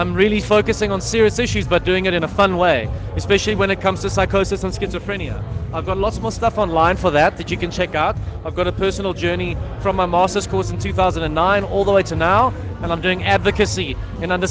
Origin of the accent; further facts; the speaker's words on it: South Africa; as a South African